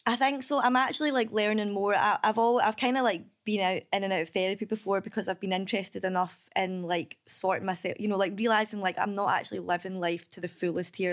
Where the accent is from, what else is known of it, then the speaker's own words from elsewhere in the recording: Kilbarchan, Scotland, United Kingdom; also born or lived in Biggar; I grew up in Kilbarkin